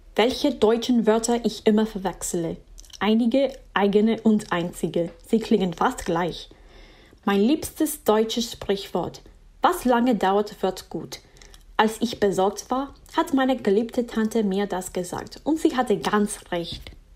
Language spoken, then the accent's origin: German; Miami, Florida, United States; German is a second language; ich komme aus Miami, Florida